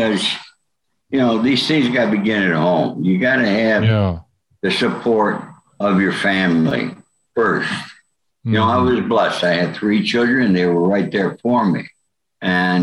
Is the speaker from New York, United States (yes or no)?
yes; Rome, New York, United States; I was born in Rome, New York.